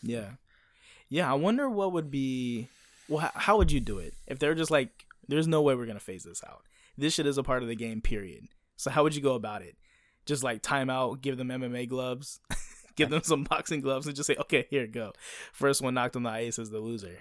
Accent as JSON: {"language": "English", "country": "United States", "moved": "yes", "said": "I'm an American and I grew up on baseball"}